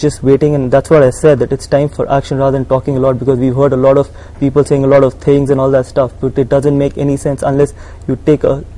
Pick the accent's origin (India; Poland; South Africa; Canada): India; Being an Indian